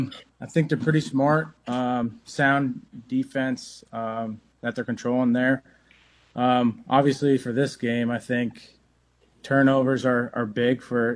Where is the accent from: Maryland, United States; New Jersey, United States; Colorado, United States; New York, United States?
New Jersey, United States; moved away as an adult; now in Hawaii, United States; So I grew up in New Jersey. I moved out here